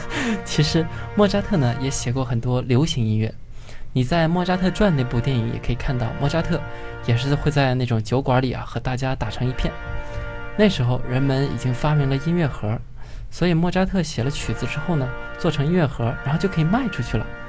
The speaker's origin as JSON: {"language": "Chinese", "country": "China", "said": "我们中国人还没有这种lifestyle"}